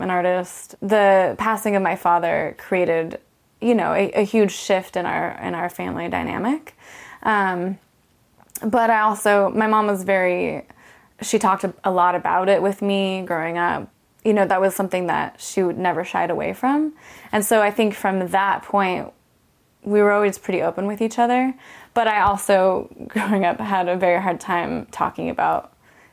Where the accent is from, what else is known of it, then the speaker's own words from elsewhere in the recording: Orange, California, United States; moved away; I grew up in Orange County, California, the city of Orange